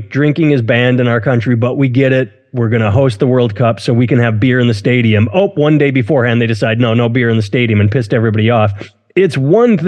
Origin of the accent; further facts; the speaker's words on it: United States; I'm an American